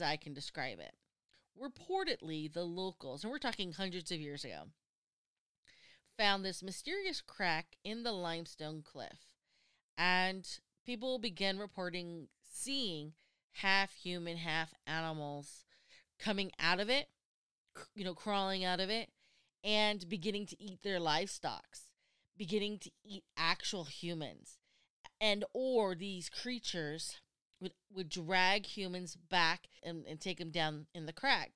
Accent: United States; I'm American

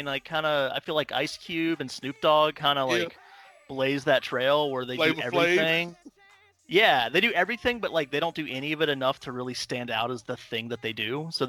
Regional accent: Atlanta, Georgia, United States; I'm from Atlanta.

